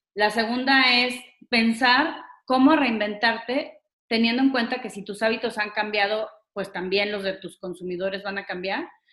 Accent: Mexico; unidos como mexicanos

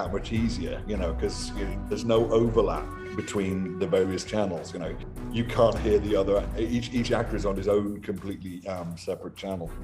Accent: Liverpool, North West England, United Kingdom; moved away; also born or lived in Edinburgh; growing up in Liverpool

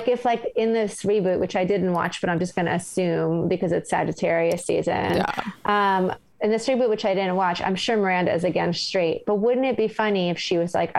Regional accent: New York, United States; As a New Yorker, it just rubbed me the wrong way.

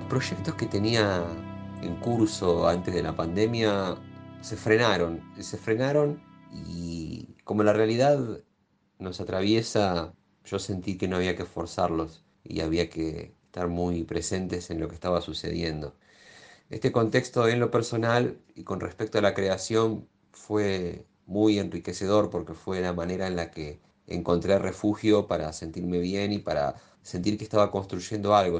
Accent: La Plata, Buenos Aires Province, Argentina; now in Buenos Aires, Argentina; Si bien nací en La Plata, hace muchos años que vivo acá en Capital

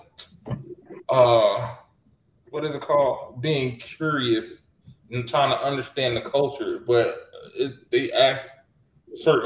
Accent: United States; I'm African tan, but I am from America

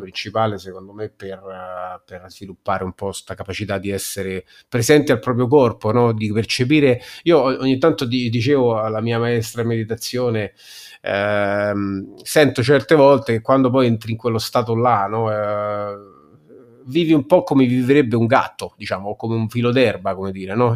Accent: Rome, Lazio, Italy; accent: Romanesco; parlo solo inglese e romanesco

